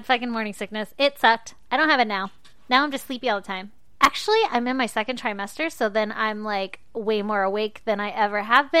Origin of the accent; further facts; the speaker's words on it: California, United States; also born or lived in Arizona; when I lived in Arizona for a little bit and I came from California